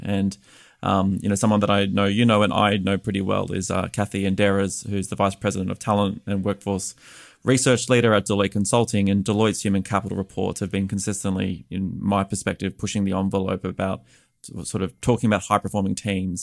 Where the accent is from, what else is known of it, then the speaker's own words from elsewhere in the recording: Australia; moved away as an adult; now in United States; I'm an Australian expat living here in the United States